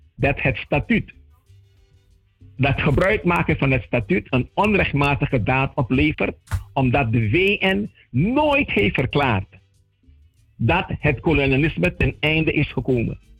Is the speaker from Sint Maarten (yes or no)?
yes; Sint Maarten; also born or lived in Saint-Martin (French side); now in Saint-Martin; ik ben van de Nederlandse kant, maar ik woon aan de Franse kant